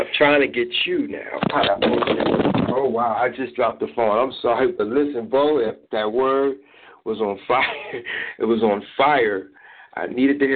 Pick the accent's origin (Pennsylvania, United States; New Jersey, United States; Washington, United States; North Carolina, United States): Pennsylvania, United States; Philadelphia; I'm actually from Philadelphia